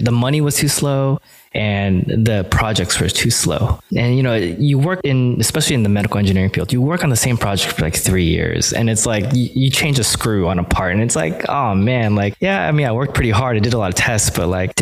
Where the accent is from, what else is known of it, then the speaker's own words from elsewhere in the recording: Los Angeles, California, United States; I grew up in LA, Hawthorne, Inglewood, to be exact